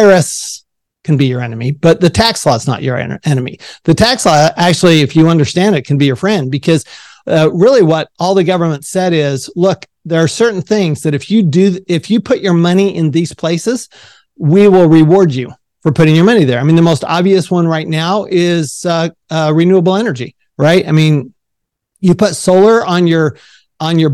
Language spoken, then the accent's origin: English; Salt Lake City, Utah, United States; I grew up in Salt Lake City, Utah